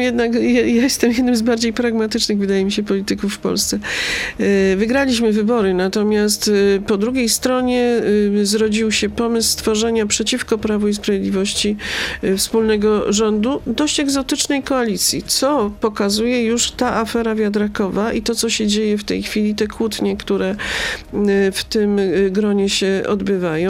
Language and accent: Polish; Brzeszcze, Lesser Poland, Poland; kopalnię Brzeszcze z mojej rodzinnej miejscowości